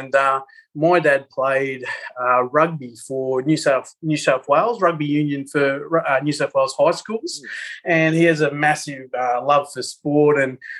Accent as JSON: {"language": "English", "country": "Papua New Guinea", "tie": "born there", "said": "And they were teachers in Papua New Guinea. I was born in Papua New Guinea"}